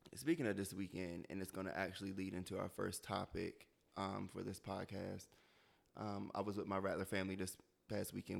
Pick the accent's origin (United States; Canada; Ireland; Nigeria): United States; Delaware; moved away as an adult; I'm from Delaware, and so Delaware is predominantly white.